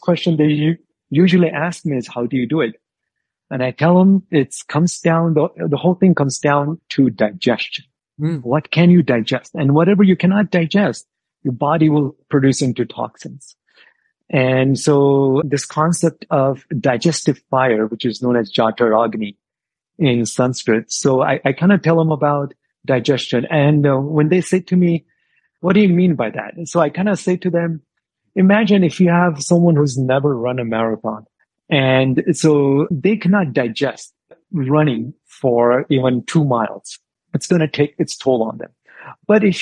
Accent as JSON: {"language": "English", "region": "New Mexico", "country": "United States", "tie": "born or raised there", "also_born_or_lived": "India"}